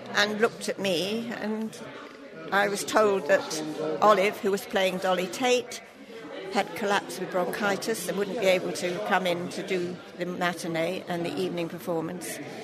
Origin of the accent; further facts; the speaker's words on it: London, United Kingdom; now in Stratford-upon-Avon, United Kingdom; I come from London originally